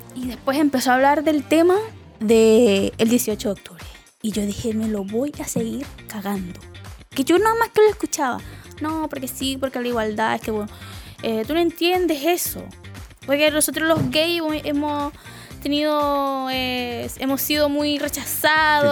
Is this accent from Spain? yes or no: no; Venezuela; now in Chile; me fui de Venezuela